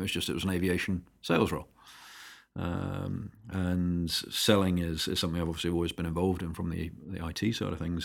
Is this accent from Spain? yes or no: no; United Kingdom; also born or lived in San Francisco, United States; as a Brit in the Bay Area, you do stand out a little.